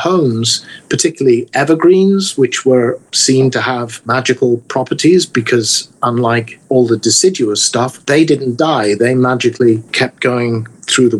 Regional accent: England, United Kingdom; moved away; growing up in England

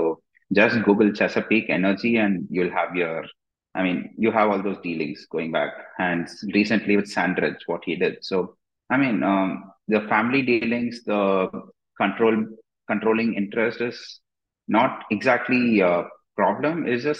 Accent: India; I mean, I'm from India, and in Indian stocks, like 50% of the entire stock market is owned by the groups that control the companies.

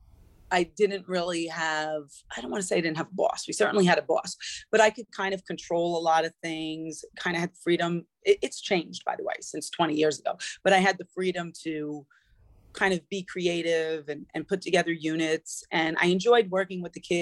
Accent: New Rochelle, New York, United States; moved away as an adult; also born or lived in Connecticut; I grew up in New Rochelle in New York

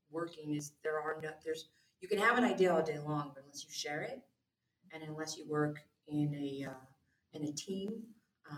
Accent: California, United States; also born or lived in Newport Beach, California; I grew up in the high desert in an area where, you know, there wasn't a lot of industry there

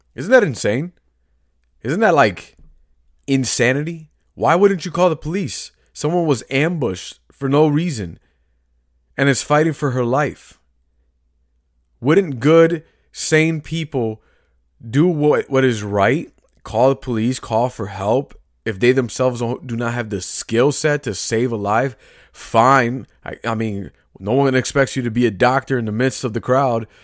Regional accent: Chicago, Illinois, United States; I'm from Chicago, grew, grew up and raised here

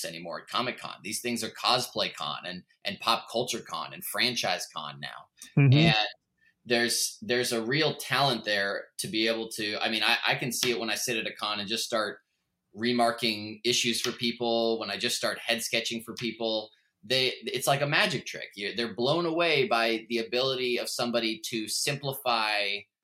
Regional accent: Portland, Oregon, United States; also born or lived in New York; Growing up in Portland and Oregon

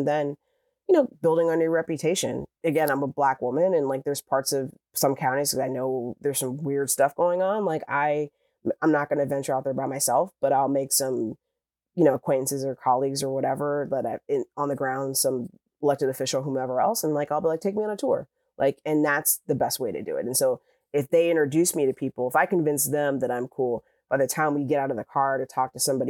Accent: Midwest, United States; I lived in a Midwestern state, in a very red Midwestern state, and I grew up in the Midwest

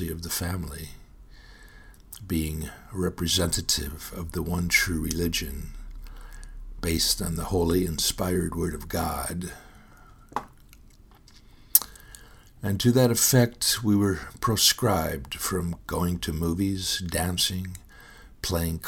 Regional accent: Fowlerville, Michigan, United States; moved away as an adult; also born or lived in Howell, Michigan; now in San Antonio, United States; I was born on September 26, 1950, at 6 a.m. in the Howell Hospital in Howell, Michigan, 8 miles down the road from the small farming town of Fowlerville, where my family lived

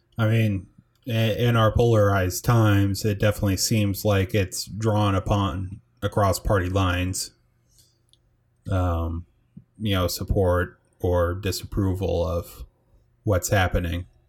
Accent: United States; we're from the United States

